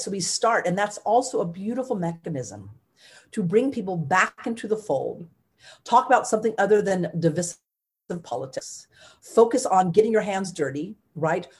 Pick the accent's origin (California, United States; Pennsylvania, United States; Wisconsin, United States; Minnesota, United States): California, United States; I am a Californian first and foremost